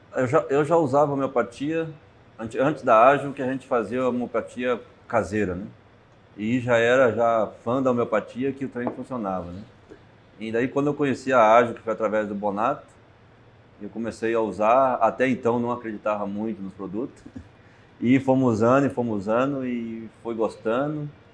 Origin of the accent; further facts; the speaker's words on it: Toledo, Paraná, Brazil; Eu sou de Toledo, Paraná, oeste do Paraná